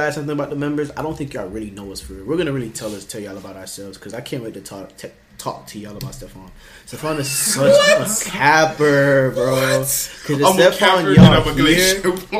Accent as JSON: {"language": "English", "area": "Palm Beach County", "region": "Florida", "country": "United States", "said": "We're from Florida, bro. We're from Palm Beach County"}